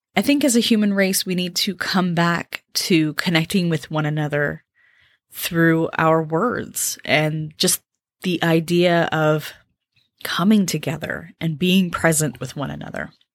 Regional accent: California, United States; moved away as an adult; I grew up in California

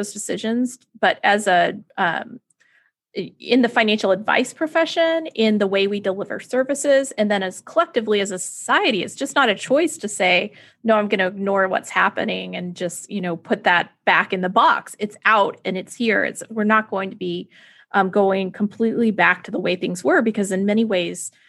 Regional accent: Texas, United States; tornado drills in Texas for me

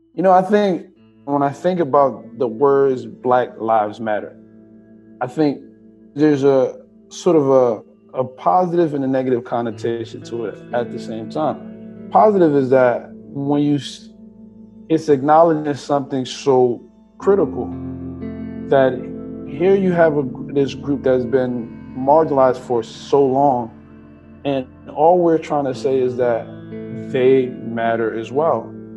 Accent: Trenton, New Jersey, United States; also born or lived in Liberia / Willingboro, New Jersey; I was born in Liberia, came here when I was about eight. I grew up in New Jersey, primarily in Trenton

